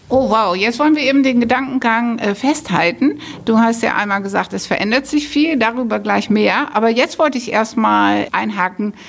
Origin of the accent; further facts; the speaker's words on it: Netherlands; moved away; ich bin Holländerin